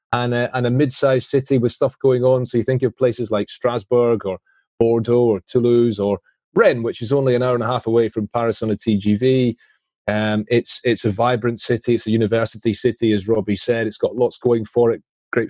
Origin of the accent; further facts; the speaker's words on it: Scotland, United Kingdom; as a Scot, you feel that.